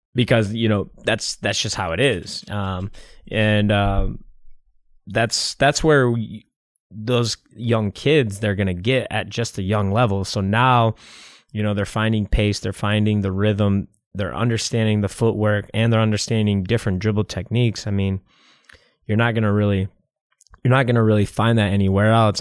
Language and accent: English; Michigan, United States; I'm from Michigan